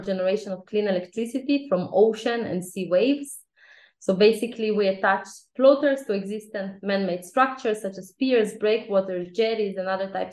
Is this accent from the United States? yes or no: no; Israel; also born or lived in Ukraine; when I was 4 years old, my family immigrated to Israel